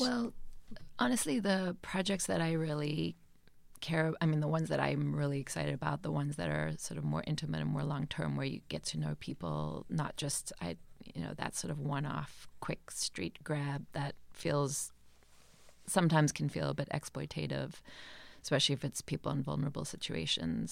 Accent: Johannesburg, Gauteng, South Africa; also born or lived in rural Eastern Cape, South Africa; now in Cape Cod, United States; moved to Johannesburg, um, where my father taught at another university there

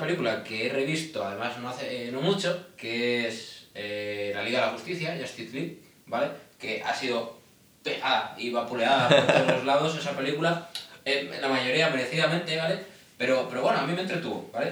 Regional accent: Spain; en España también somos muy latinos

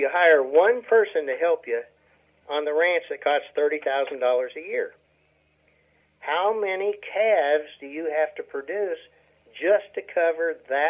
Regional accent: Nebraska, United States; now in Oklahoma, United States; I came from Nebraska, where you're looking at 18 to 20 acres per cow-calf unit. I come down to Oklahoma, and they're talking 3 to 4 acres per cow-calf unit.

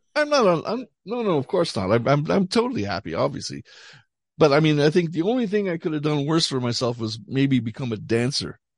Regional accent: Canada; moved away as an adult; also born or lived in Montreal / Paris; now in Ireland; we grew up in Canada

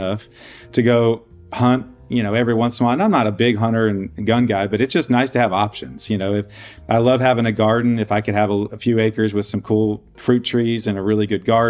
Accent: Austin, Texas, United States; also born or lived in Denver / Los Angeles / Louisiana; now in Dallas, United States; I grew up in Austin

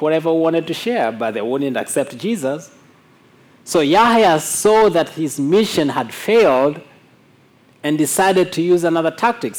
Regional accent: Mwanza, Tanzania; moved away; also born or lived in Kondoa; when I was leaving my hometown, Mwanza, to go to Kondoa, this Islamic town

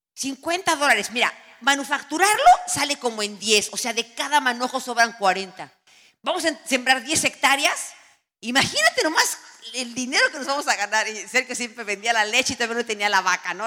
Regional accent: Tenancingo, State of Mexico, Mexico; Eso es mi pueblo, eso es Tenancingo, tiene un Cristo en la montaña

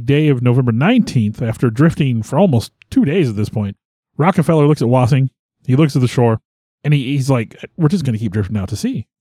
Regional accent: United States; I'm obviously, I'm an American

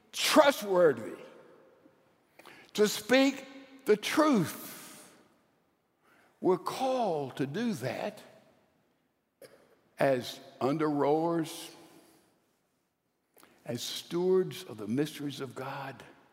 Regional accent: Mississippi, United States; Well, I'm a redneck from Mississippi.

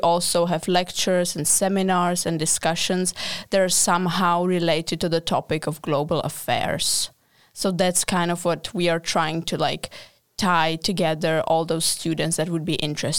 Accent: Prague, Czechia; English is a second language; I'm from Czech Republic, from Prague, and I study the same thing as Eliza, so master in international and European relations.

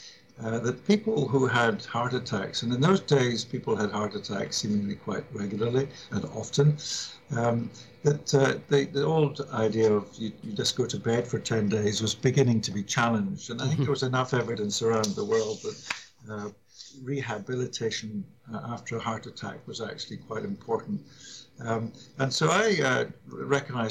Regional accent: Scotland, United Kingdom; I grew up abroad, as it happens, but I was sent back to my home country, Scotland, for my education from the age of 10.

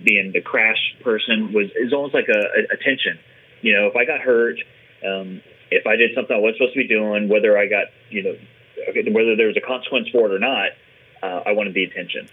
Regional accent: San Antonio, Texas, United States; I grew up in San Antonio, Texas

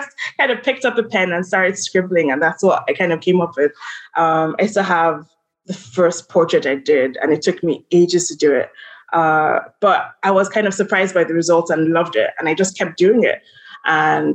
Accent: Lagos, Nigeria; moved away as an adult; also born or lived in Charlottesville, Virginia / New York; I'm from Lagos, Nigeria.

